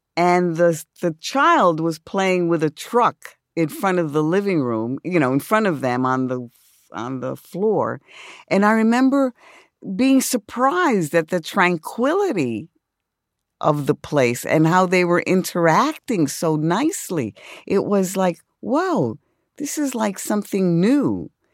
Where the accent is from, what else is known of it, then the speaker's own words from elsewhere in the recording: New York City, New York, United States; I grew up in the South Bronx